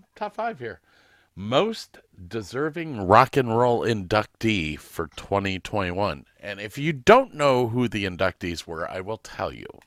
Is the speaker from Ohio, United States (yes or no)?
yes; Medina, Ohio, United States; Medina for me is, uh, is, is something because it's my hometown. Grew up